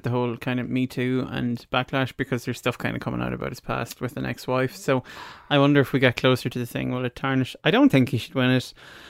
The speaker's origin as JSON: {"language": "English", "country": "Ireland", "said": "we're Irish"}